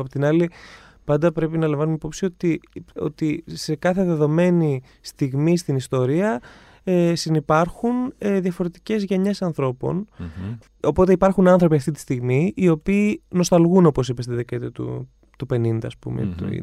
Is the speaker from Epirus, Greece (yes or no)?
yes; Ioannina, Epirus, Greece; moved away as an adult; also born or lived in London; now in Athens, Greece; Εγώ είμαι από τα Γιάννα.